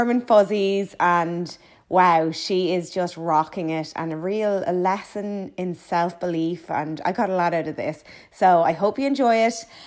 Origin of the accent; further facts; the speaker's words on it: Kilkenny, Leinster, Ireland; I'm from Kilkenny.